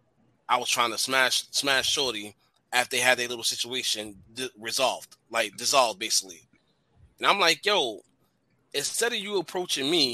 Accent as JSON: {"language": "English", "town": "New York City", "region": "New York", "country": "United States", "also_born_or_lived": "Rockaway, Queens", "said": "I'm from the Bronx"}